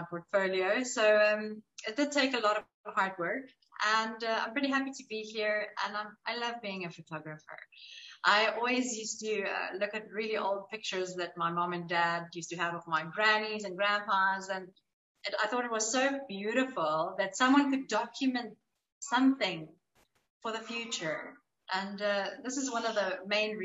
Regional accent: Cape Town, Western Cape, South Africa; moved away as an adult; now in Dubai, United Arab Emirates; I'm a South African mom of a two-year-old little girl, and I'm from Cape Town in South Africa

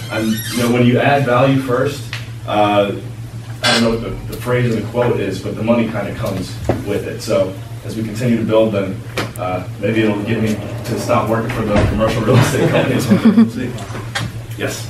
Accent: Cleveland, Ohio, United States; moved away as an adult; also born or lived in Western Pennsylvania / Belize; born and raised in Cleveland, Ohio

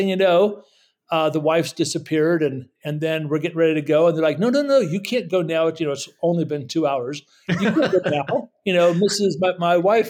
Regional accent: United States; moved away as an adult; also born or lived in Middle East; I'm an American, I'm a Christian

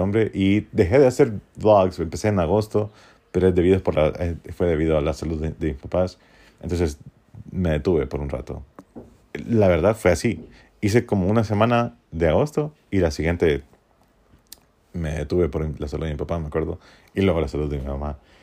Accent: Honduras; born or raised there

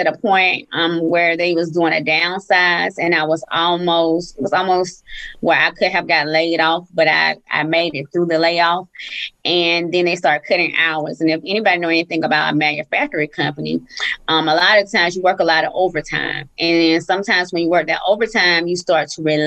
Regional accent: Columbus, Georgia, United States; also born or lived in Atlanta, Georgia; our hometown. So I'm from Columbus, Georgia

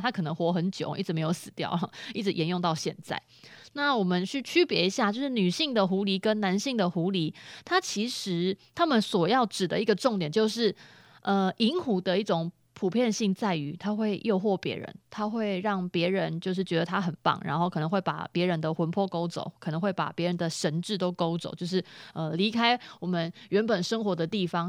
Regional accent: Taiwan; 在我们嘉义

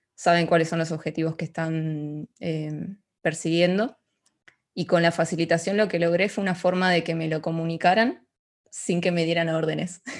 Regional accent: Ushuaia, Tierra del Fuego, Argentina; moved away as an adult; now in Buenos Aires, Argentina; yo crecí en Ushuaia, es una ciudad al sur de, de Argentina

